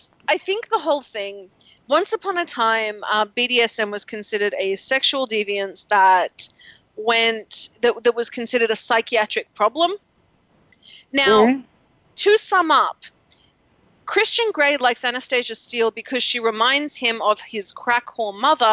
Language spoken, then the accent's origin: English; Australia; now in United States; I'm from Australia